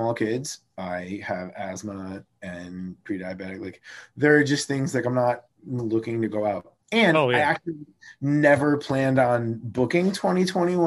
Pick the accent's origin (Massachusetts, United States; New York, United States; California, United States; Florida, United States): New York, United States; Amsterdam; I'm from Amsterdam